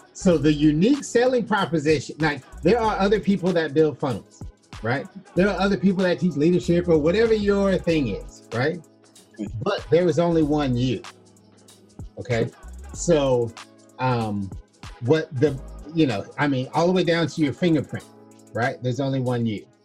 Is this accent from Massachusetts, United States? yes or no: no; Florida, United States; I was born in Florida, in the United States